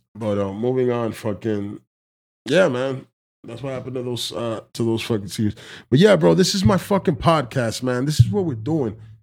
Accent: Dominican Republic; I consider myself Dominican of African descent

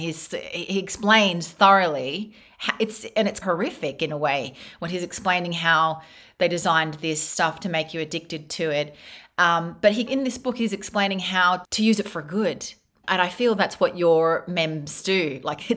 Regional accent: Australia; moved away as an adult; now in Spain; I grew up in Australia

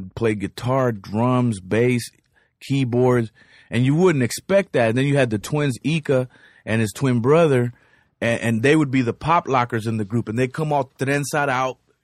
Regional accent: South Gate, California, United States; also born or lived in Cuba; a little nigga from Southgate

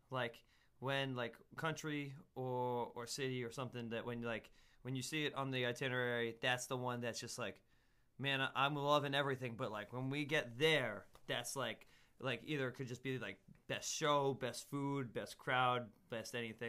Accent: Andover, Massachusetts, United States; born there; also born or lived in Netherlands / Cyprus; So I was born in, I was born up in Andover, but then I lived in the Netherlands for a while.

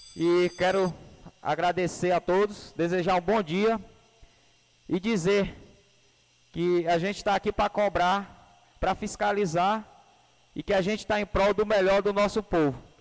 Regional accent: Pará, Brazil; lá onde eu aonde eu nasci, que foi lá no 125

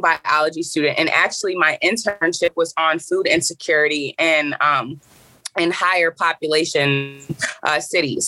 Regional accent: Ypsilanti, Michigan, United States; I'm from Ypsilanti, Michigan

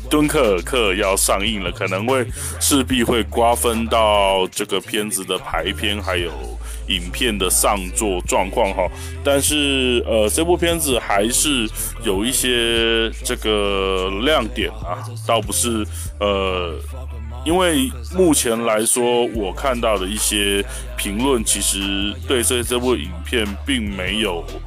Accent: Taiwan; 我是来自，呃，美丽宝岛台湾的…

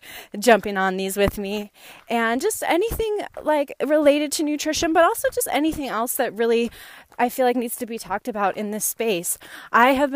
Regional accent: Northern California, United States; I grew up in Northern California, a single mom and my sister and myself

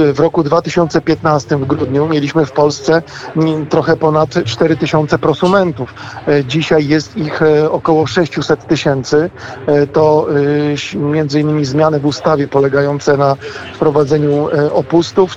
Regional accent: Wałbrzych region, Lower Silesian Voivodeship, Poland; pochodzę e, z regionu wałbrzyskiego

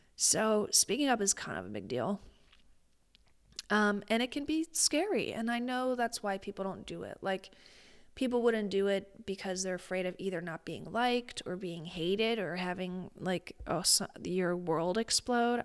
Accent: Midwest, United States; I'm a Midwesterner

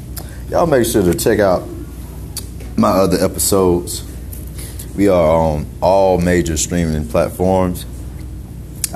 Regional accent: Greenville, South Carolina, United States; now in Atlanta, United States; Greenville, South Carolina, originally. But I live in Atlanta.

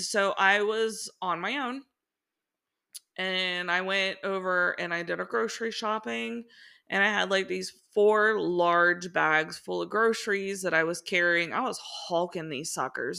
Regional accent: Cincinnati, Ohio, United States; moved away as an adult; also born or lived in Miami, Florida / Daytona Beach, Florida / Northern Kentucky; grew up, born and raised in Cincinnati

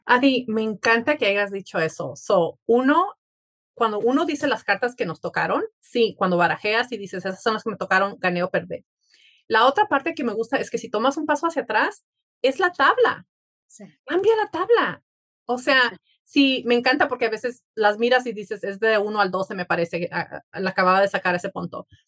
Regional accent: Mexico; somos mexicanos

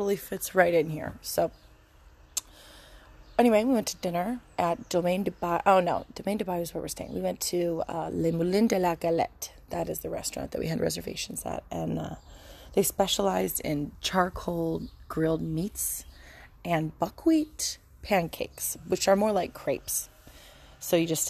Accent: Angola, New York, United States; moved away; also born or lived in Texas; I'm an Italian-American woman, and I grew up in Angola, New York, growing our own tomatoes

